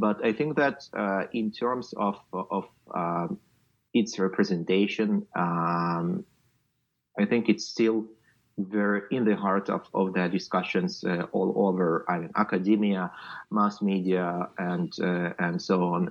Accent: Luhansk Oblast, Ukraine; moved away as an adult; I'm from Luhansk region

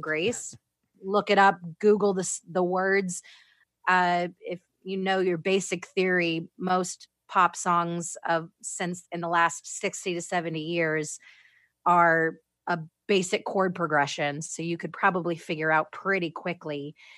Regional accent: Florida, United States; moved away as an adult; also born or lived in Orlando, Florida; now in Las Vegas, United States; I'm, I'm originally from Florida.

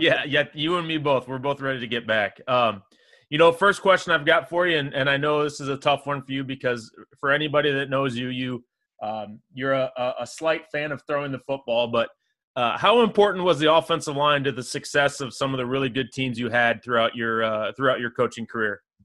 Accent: Springfield, Illinois, United States; I grew up in Springfield

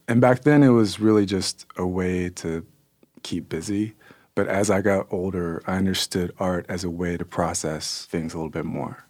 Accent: Kansas City, United States; born there; And so I was born in Kansas City.

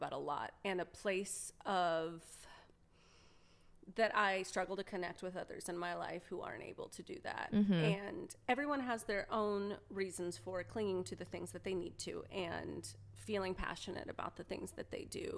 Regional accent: Oklahoma, United States; moved away; we drove all the way through Eastern Oklahoma to get to my hometown

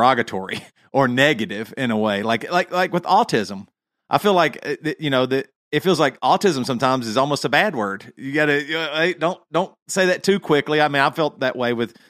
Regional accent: the South, United States; Growing up in the South

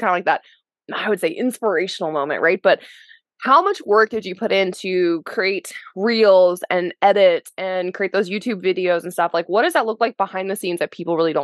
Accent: Lower, Alabama, United States; I am a redneck from Lover, Alabama

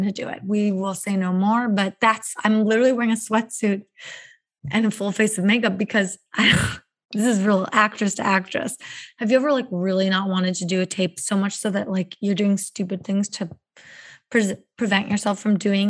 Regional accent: Midwest, United States; I am a Midwesterner myself

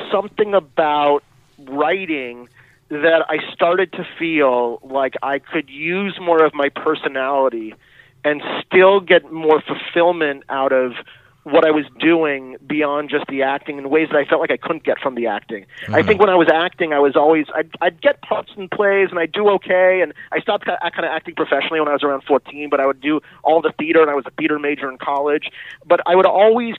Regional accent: Los Angeles, California, United States; I grew up in Los Angeles

